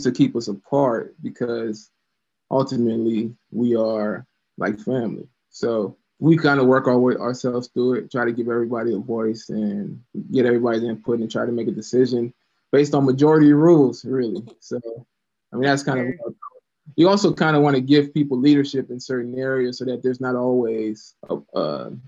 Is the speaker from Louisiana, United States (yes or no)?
yes; Louisiana, United States; also born or lived in Florida; now in Columbus, United States; I'm from the South, grew up in Louisiana, moved to Florida